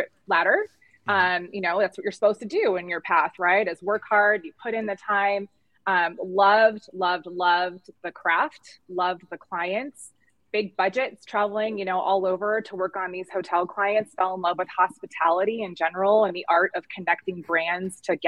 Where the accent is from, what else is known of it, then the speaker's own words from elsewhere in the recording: California, United States; moved away as an adult; also born or lived in Arizona; now in Phoenix, United States; Born and raised in California